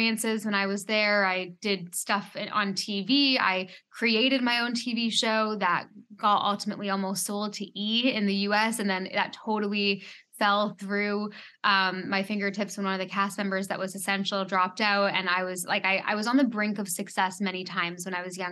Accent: Canada; now in Bahamas; I am a Canadian, but I live in the Bahamas

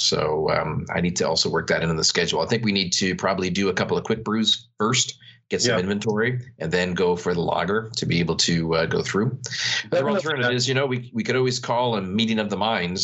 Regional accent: Canada; I'm Canadian

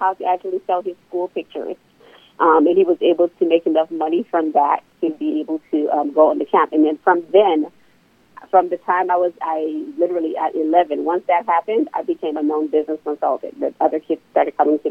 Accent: Liberia; now in Norfolk, United States; I'm originally from West Africa, Liberia

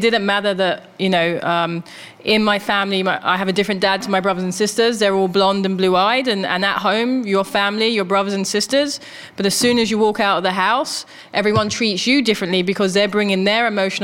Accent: London, United Kingdom; also born or lived in Japan; now in New York, United States; I grew up in Thamesmead, which ended up being predominantly white, working class, racist, homophobic.

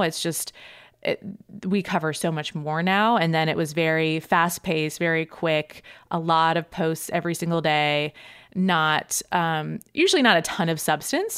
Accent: Boston, Massachusetts, United States; moved away as an adult; also born or lived in New York; I grew up uh, in the suburbs of Boston in Massachusetts

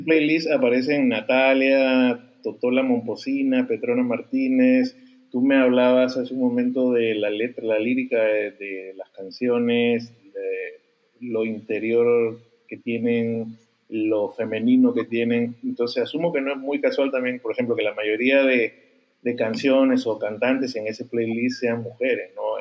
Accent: Peru; yo soy peruano

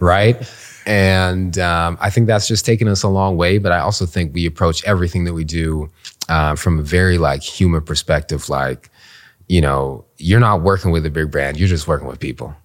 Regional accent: Canada; moved away as an adult; now in Washington, D.C., United States; came from Canada. My parents immigrated to Canada from the Caribbean. I was born there

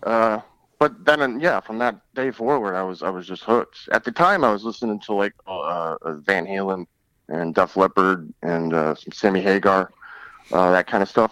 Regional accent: Detroit, Michigan, United States; moved away; I'm originally from Detroit

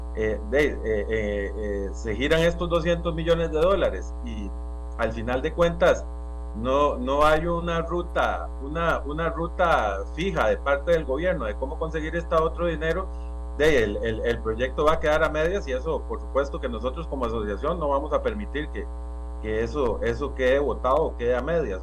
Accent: San Carlos, Alajuela, Costa Rica; como ciudadano costarricense y, como sancarleño, eh, como dicen a mucha honra

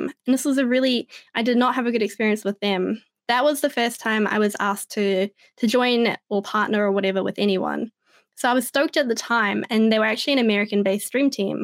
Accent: New Zealand; I'm really proud to be from New Zealand

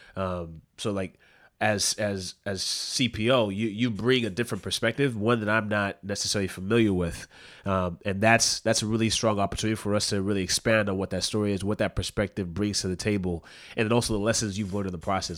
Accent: Southern California, United States; now in New York City, United States; I'm not fan from Vancouver, I'm from Southern California, and I live in New York City now

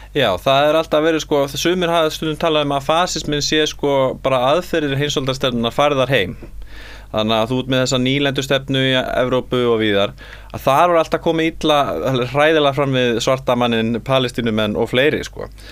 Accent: Iceland; við erum sko Íslandingar

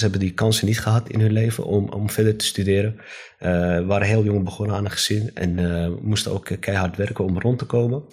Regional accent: Amsterdam, North Holland, Netherlands; ik ben opgegroeid in Amsterdam-Osdorp.

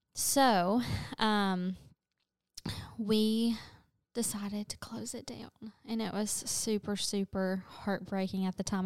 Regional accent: London, Kentucky, United States; moved away as an adult; also born or lived in Kansas / Clarksville, Tennessee; now in Nashville, United States; my hometown of London, Kentucky

